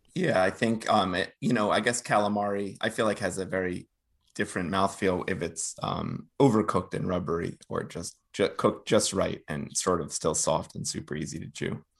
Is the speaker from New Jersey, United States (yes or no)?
yes; northern New Jersey, United States; I grew up in, um, the suburbs of northern New Jersey, right outside, outside of New York